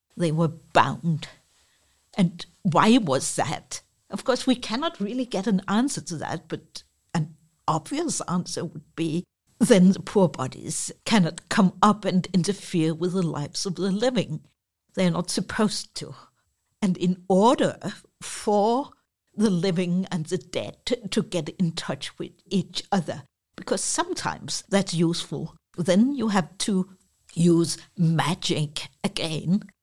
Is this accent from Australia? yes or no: no; Copenhagen, Capital Region of Denmark, Denmark; I'm from Copenhagen